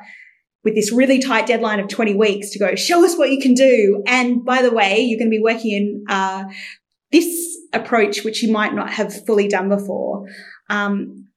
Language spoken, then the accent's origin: English; Canberra, Australian Capital Territory, Australia; moved away as an adult; now in London, United Kingdom; So I was born in Australia. So although my accent isn't that strong